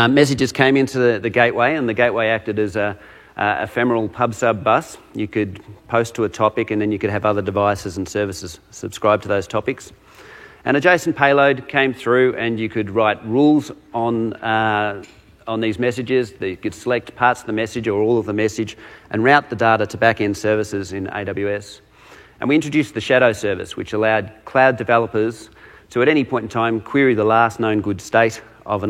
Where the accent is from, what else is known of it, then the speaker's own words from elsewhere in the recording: Australia; accent: Australian; I'm a solutions architect out of Australia, if you can't tell from my accent